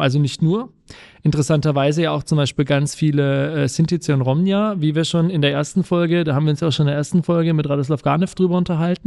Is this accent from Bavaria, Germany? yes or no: yes; Bamberg, Bavaria, Germany; moved away; Ich komme nämlich ursprünglich aus Bamberg und war da auch auf dem, auf dem Gymnasium an der Schule